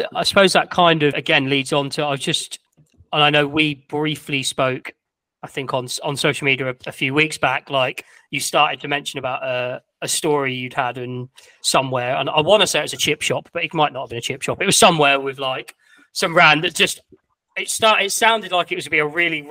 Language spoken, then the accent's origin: English; Norwich, East of England, United Kingdom; I'm from Norwich